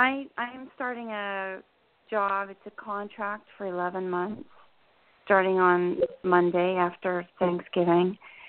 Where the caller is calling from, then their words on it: New Jersey, United States; Hi, this is … in New Jersey.